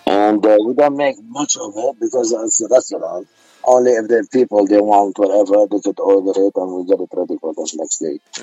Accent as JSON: {"language": "Arabic", "town": "Beirut", "region": "Beirut Governorate", "country": "Lebanon", "accent": "Beiruti", "moved": "yes", "lives_now": "United States", "said": "انا من بيروت انا من لبنان"}